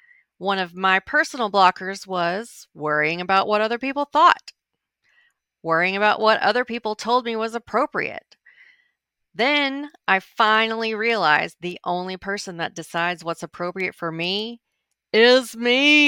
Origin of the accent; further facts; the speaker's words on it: Arkansas, United States; born there; also born or lived in Montana; To introduce myself, I was born in Arkansas. When I'm traveling overseas, I usually have to explain that that's a little state close to Texas in the southern U.S.